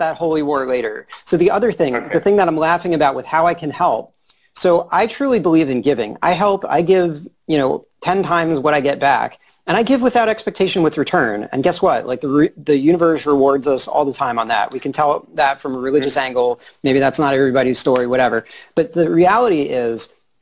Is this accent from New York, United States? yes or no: yes; New York, United States; I'm from New York